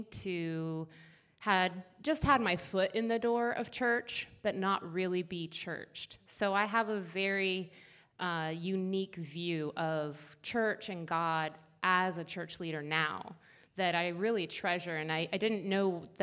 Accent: Seattle, Washington, United States; I was born in Seattle and grew up there.

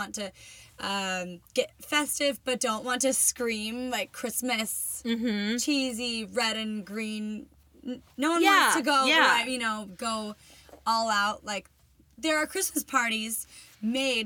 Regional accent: the South, United States; now in Portland, United States; I was raised in the South

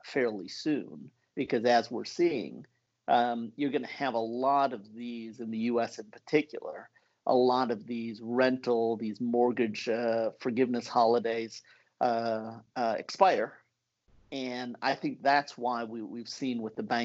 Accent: United States; moved away as an adult; also born or lived in Asia; now in Switzerland; I'm American by birth

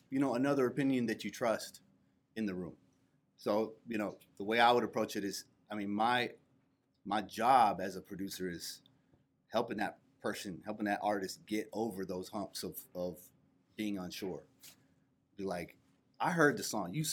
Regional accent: Central Florida, United States; now in Atlanta, United States; I'm from Central Florida originally.

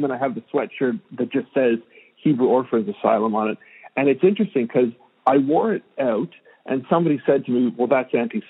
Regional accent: Canada; As a Canadian

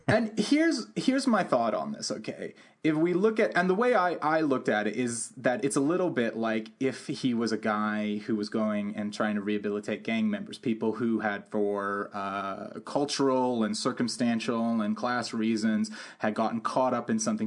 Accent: London, United Kingdom; when I grew up in London, I grew up around a lot of different ki-, types of kids

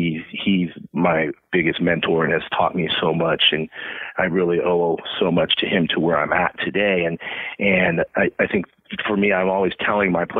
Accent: Menlo Park, California, United States; I grew up in the Bay Area, in Menlo Park. So right next to Stanford. I was actually born at Stanford Hospital

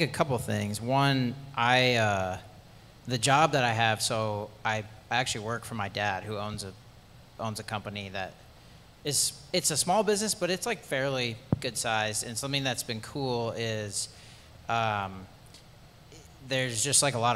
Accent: Pella, Iowa, United States; I grew up in Pell, Iowa, small town, very religious town

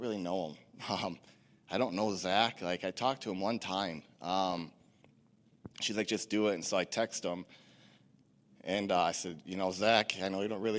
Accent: Stratford, Wisconsin, United States; also born or lived in Rice Lake, Wisconsin; I'm originally from Stratford, Wisconsin. I grew up going to a church here in Stratford off and on as a kid with my family

